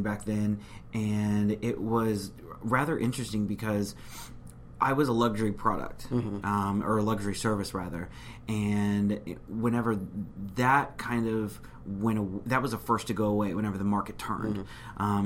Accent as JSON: {"language": "English", "town": "San Antonio", "region": "Texas", "country": "United States", "tie": "born or raised there", "also_born_or_lived": "Houston", "said": "I'm actually from San Antonio. I guess I've lived there pretty much ever since I was a kid."}